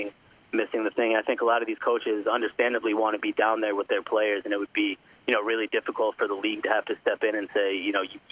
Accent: Philadelphia, Pennsylvania, United States; not just being biased from being from Philadelphia

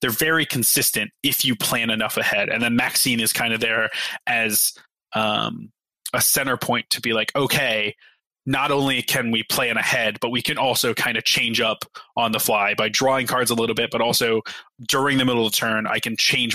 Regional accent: Ohio, United States; I'm from Ohio.

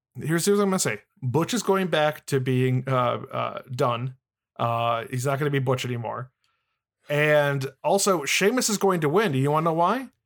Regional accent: Midwest, United States; I'm from the Midwest

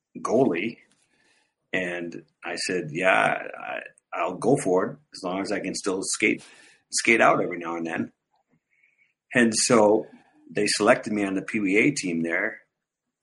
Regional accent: Edina, Minnesota, United States; I grew up in Edina, Minnesota, which is kind of a hockey hotbed

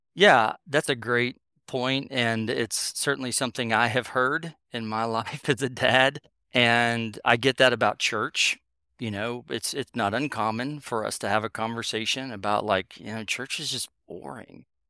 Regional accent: North Carolina, United States; I grew up in North Carolina

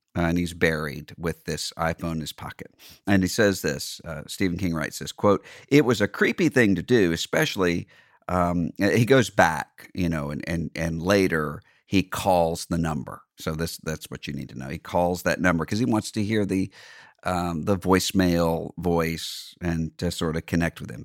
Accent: Mississippi, United States; grew up very poor in my home state of Mississippi

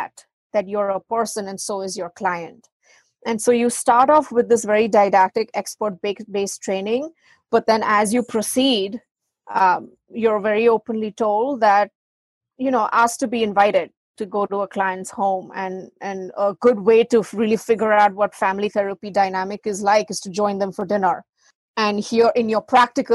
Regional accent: India; moved away as an adult; now in United States; I was from India

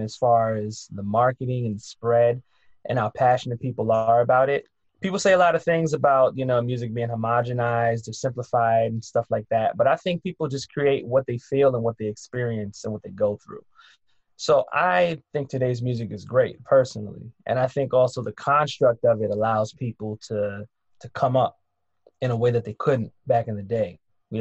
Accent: New York City, New York, United States; now in New Jersey, United States; I am a young man who now lives in New Jersey, but I'm from Harlem

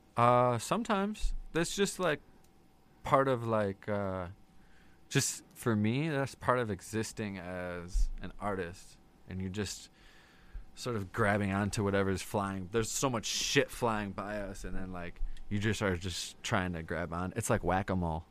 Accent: Wheaton, Illinois, United States; also born or lived in Hanover Park / Lake in the Hills; I grew up mostly in Wheaton.

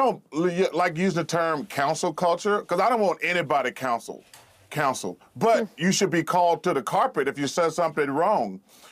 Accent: Alabama, United States; I'm almost 60 years old, and I grew up in Alabama

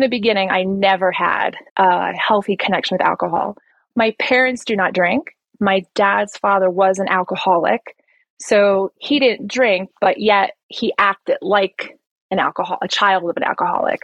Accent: New Jersey, United States; moved away as an adult; now in Colombia; I'm originally from New Jersey

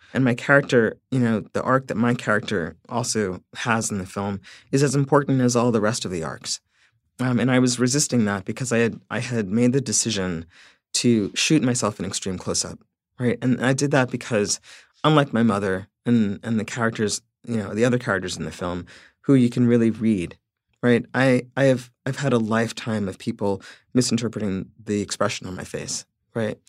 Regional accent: Central Islip, New York, United States; centralized slip is a, is a really conflicted place for me. Um, it will always be my hometown

